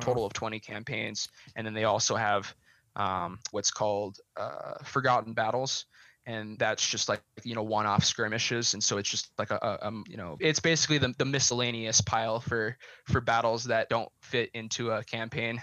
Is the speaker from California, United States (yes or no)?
no; Montana, United States; now in Colorado, United States; I'm originally from Montana